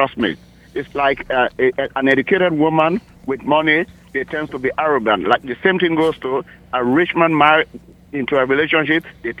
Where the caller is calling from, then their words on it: Maryland, United States; I'm calling from Maryland.